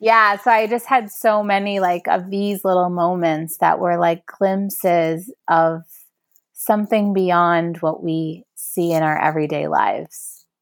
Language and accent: English; New York City, New York, United States; growing up in New York City